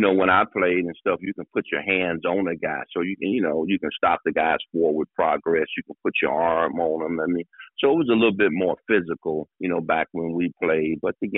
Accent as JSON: {"language": "English", "town": "Detroit", "region": "Michigan", "country": "United States", "said": "I'm from Detroit, you know what I mean? So I had that style of, you know, being from Detroit."}